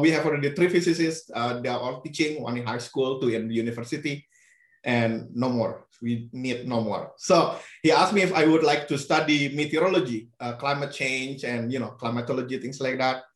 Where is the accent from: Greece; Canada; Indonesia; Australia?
Indonesia; English is a second language; moved away as an adult; now in Arizona, United States; I grew up with three languages. So mm -hmm. Indonesian is the national language, uh, which is taught in school. Uh, and then Sundanese is the language spoken in my neighborhood